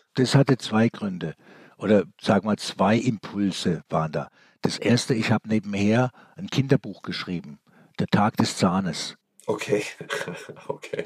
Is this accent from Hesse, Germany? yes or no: no; Stuttgart, Baden-Württemberg, Germany; bin in Stuttgart geboren, habe aber einen österreichischen Pass